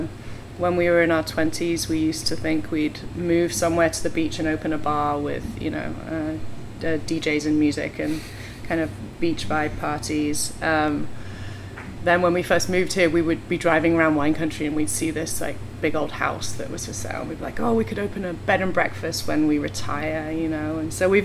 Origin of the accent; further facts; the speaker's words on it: England, United Kingdom; moved away as an adult; now in Portland, United States; we moved to Portland about 13 years ago. We're both from England.